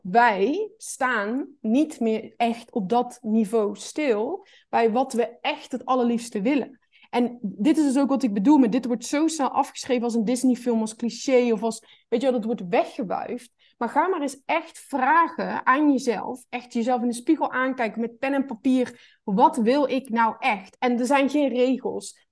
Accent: North Brabant, Netherlands; Ik kom uit Brabant

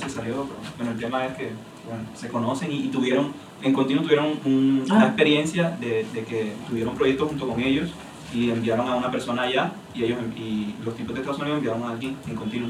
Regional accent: Barranquilla, Atlántico, Colombia; moved away as an adult; now in Chile; yo soy de Barranquilla, Colombia

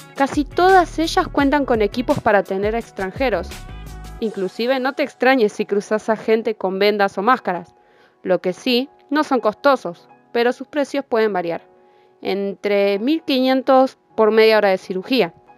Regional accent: Argentina; soy de Argentina

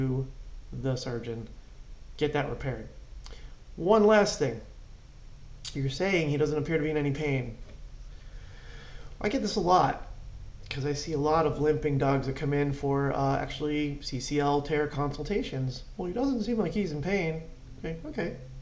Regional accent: Clark, New Jersey, United States; I had spent my entire life in Clark. All my sports, everything was there.

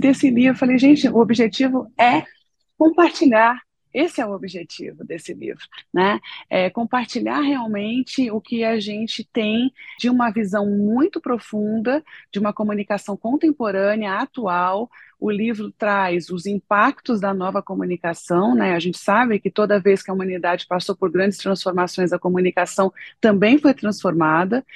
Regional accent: São Paulo, Brazil; moved away as an adult; now in Brasília, Brazil; sou paulistana

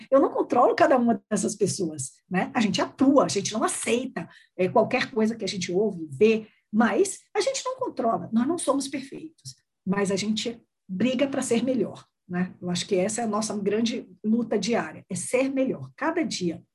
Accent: Northeast Region, Brazil; Eu sou uma mulher branca, mas eu sou mulher, e eu sou nordestina, então eu sou mulher nordestina.

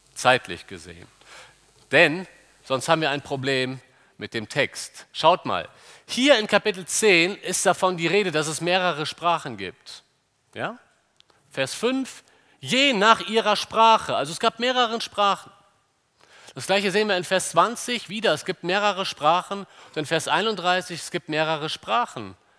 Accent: Cologne, North Rhine-Westphalia, Germany; wir Kölner

